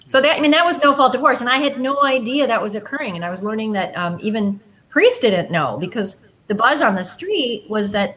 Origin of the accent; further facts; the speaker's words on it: Bay Village, Ohio, United States; I grew up in Bay Village, west side suburbs of Cleveland, within walking distance of Huntington Beach.